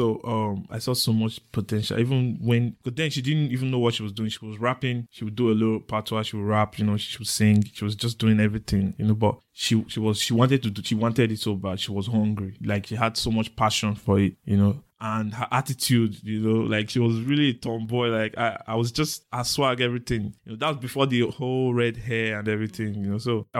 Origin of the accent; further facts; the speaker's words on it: Edo, Nigeria; Yeah, I was born in Edo State, family of three, the eldest and the only boy, raised by my mom, lost my dad in 92.